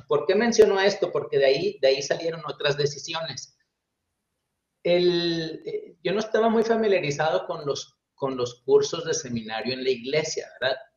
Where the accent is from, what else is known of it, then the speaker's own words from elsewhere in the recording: Chihuahua, Mexico; also born or lived in Monterrey; soy mexicano, nací en la ciudad de Chihuahua, en el estado de Chihuahua, en el norte de México